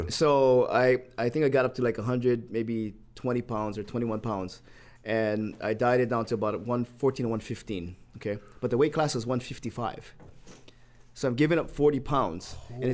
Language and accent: English; Waipahu, Hawaii, United States; because growing up in Waipahu was very local in Manapua, man